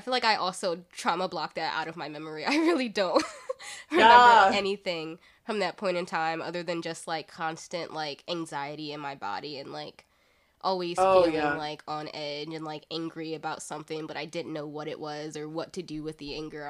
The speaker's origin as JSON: {"language": "English", "town": "Philadelphia", "region": "Pennsylvania", "country": "United States", "tie": "born or raised there", "said": "So deep in my heart, I feel like I'm a Southern girl at heart, but I live in a big city. I grew up in Philly"}